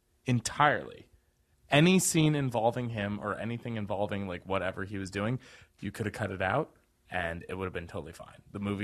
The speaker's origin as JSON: {"language": "English", "country": "United States", "tie": "born or raised there", "said": "I grew up here in the United States."}